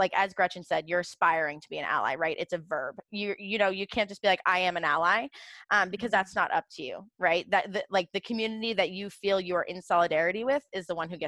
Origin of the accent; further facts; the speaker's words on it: Portsmouth, New Hampshire, United States; I'm from Portsmouth, New Hampshire